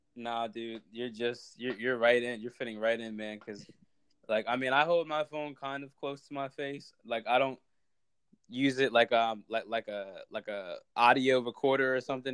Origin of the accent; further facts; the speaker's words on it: Harrisburg, Pennsylvania, United States; I'm from Harrisburg, Pennsylvania